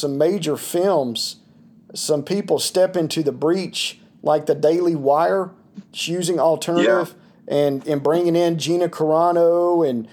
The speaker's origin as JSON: {"language": "English", "town": "Toccoa", "region": "Georgia", "country": "United States", "tie": "born or raised there", "said": "my hometown where I'm originally from, in Toccoa, Georgia"}